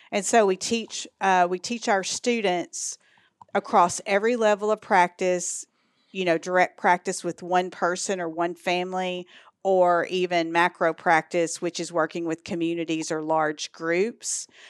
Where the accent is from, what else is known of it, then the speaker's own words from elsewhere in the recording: East Texas, United States; accent: Texas; moved away as an adult; also born or lived in Dallas, Texas; now in Arkansas, United States; Born and raised in East Texas, and I moved here from Dallas